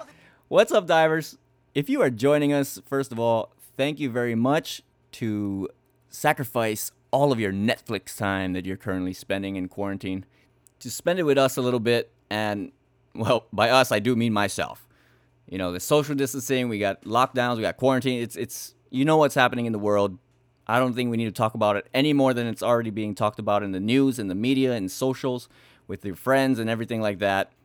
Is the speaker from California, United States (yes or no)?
no; Hawaii, United States; growing up in Hawaii is just different